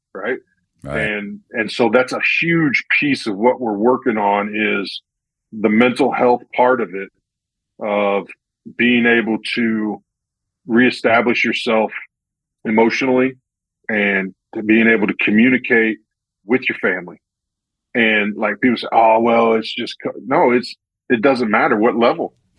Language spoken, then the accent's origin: English; Central Illinois, United States; I'm from Central Illinois, so there's not a real strong military presence